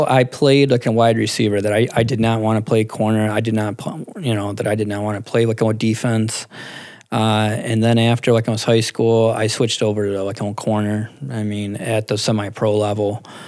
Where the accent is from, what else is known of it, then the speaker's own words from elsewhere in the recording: Clifton Springs, New York, United States; now in East Rochester, United States; I'm actually from like almost Clifton Springs